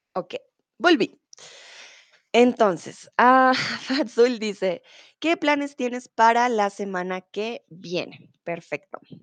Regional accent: Colombia; soy de Colombia

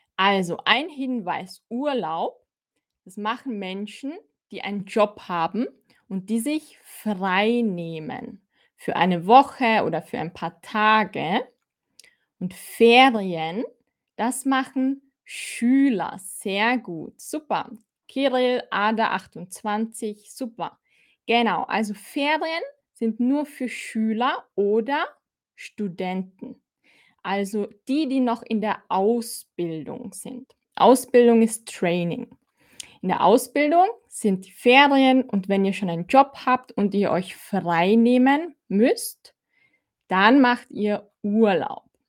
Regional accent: Austria; ich bin aus Österreich

